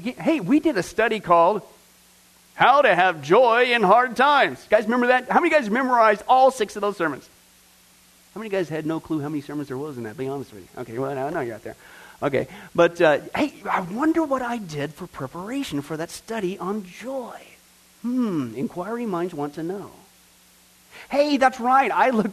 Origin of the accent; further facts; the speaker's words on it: Ireland; Well, I'm Irish. We always worry.